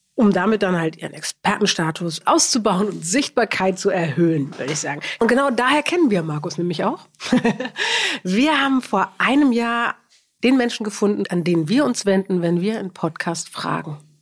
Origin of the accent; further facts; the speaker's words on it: Berlin, Germany; moved away as an adult; now in Hamburg, Germany; ich bin Berliner